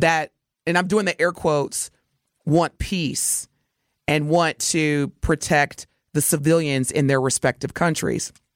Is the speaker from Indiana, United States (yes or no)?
yes; Indiana, United States; now in Milwaukee, United States; my home state, Hoosier Nation.